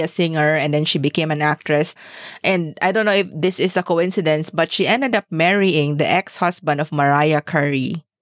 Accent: Zamboanga, Zamboanga Peninsula, Philippines; we are from Zamboanga

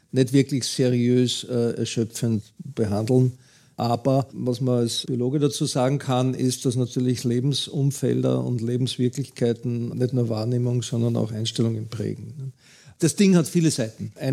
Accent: Austria; Bei uns in Österreich geht es ja noch einigermaßen

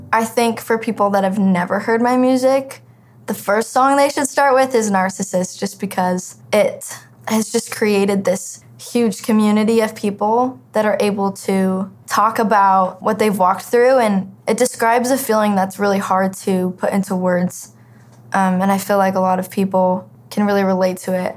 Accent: Flagstaff, Arizona, United States; I'm from Flagstaff, Arizona.

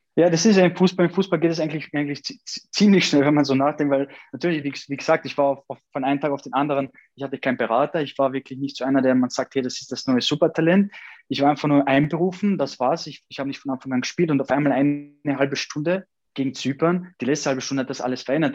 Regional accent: Austria; also born or lived in Kosovo; Und wo ich da ungefähr, äh, ein Jahr war, dann seitdem lebe ich dann in Österreich

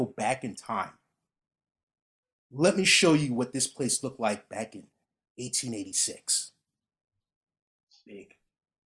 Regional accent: United States; I'm American

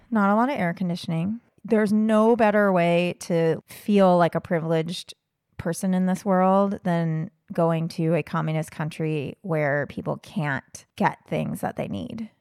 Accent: United States; I'm American

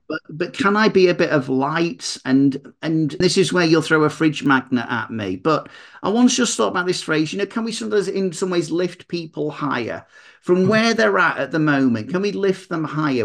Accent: Manchester, North West England, United Kingdom; I'm from Manchester, so it's Mancunian motivation

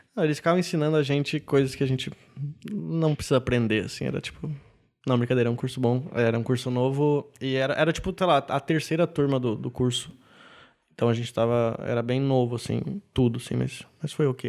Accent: Canela, Rio Grande do Sul, Brazil; moved away as an adult; also born or lived in São Leopoldo; now in São Paulo, Brazil; morei 18 anos em Canela e depois fui para São Leopoldo fazer faculdade

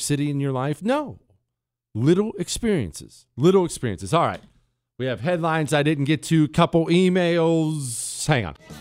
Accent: Bozeman, Montana, United States; moved away; In Montana, where I grew up in Bozeman

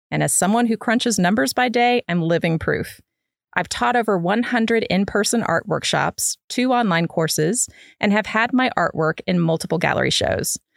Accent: Midwest, United States; moved away as an adult; I grew up in the Midwest, and so I moved in college. I moved south

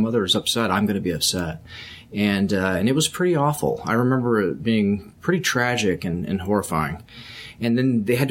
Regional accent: Texas, United States; also born or lived in Virginia; I was born in Virginia in 1969. And we moved to Texas in 1977

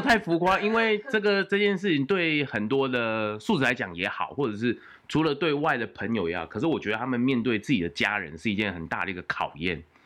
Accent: Taiwan; 我们生在台湾

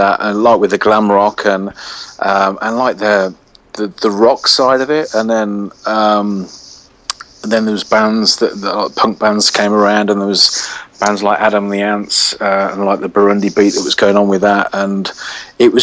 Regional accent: Birmingham, West Midlands, United Kingdom; Born and bred in Birmingham

